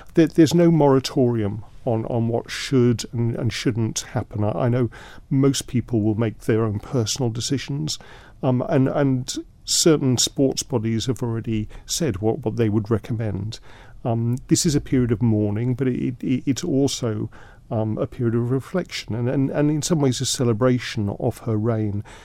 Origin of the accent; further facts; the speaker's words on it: London, United Kingdom; now in Isle of Man; I grew up in London